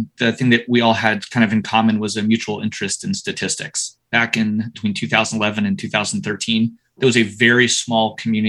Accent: United States; now in United Kingdom; I am half French. I am American. My dad spent 30 years in Patagonia. I've always had sort of an international upbringing.

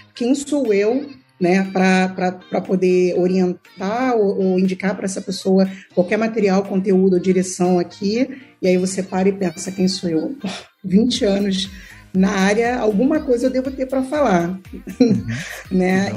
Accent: Rio de Janeiro, Brazil; eu venho de um background de, de uma vida de muito difícil difícil, de comunidade carente na cidade do Rio de Janeiro

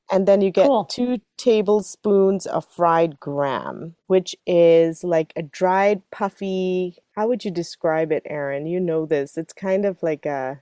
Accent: Singapore; moved away; we grew up with in Singapore

